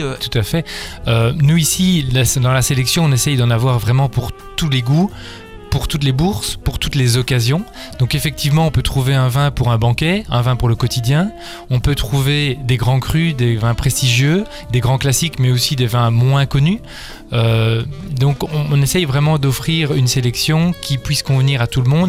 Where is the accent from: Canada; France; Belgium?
Belgium; En tant que Belge